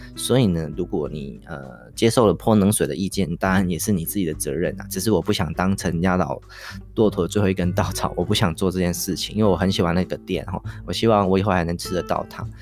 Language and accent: Chinese; Taichung, Taiwan; 我们台中人的早餐